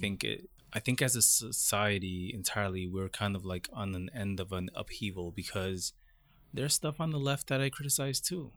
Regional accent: Brentwood, New York, United States; also born or lived in Queens, New York; I was born in Queens, And, um, by the time I started kindergarten, I, my family moved to Long Island to a community called Brentwood.

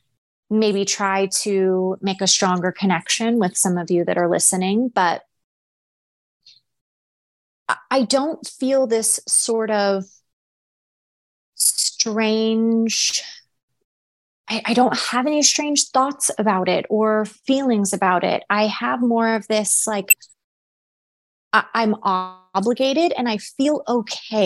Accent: United States; Americans by nature, we're selfish.

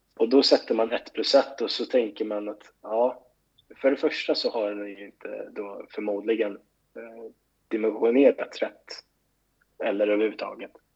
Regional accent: Stockholm, Stockholm County, Sweden; moved away as an adult; also born or lived in Gothenburg; jag var liksom uppvuxen i Skärholmen

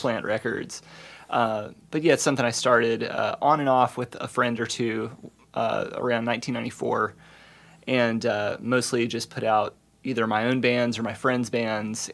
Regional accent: the South, United States; moved away as an adult; also born or lived in East Coast / Midwest; now in Bloomington, United States; growing up as a, you know, at the tail end of Generation X, as a, as a Southerner with baby boomer Southerner parents

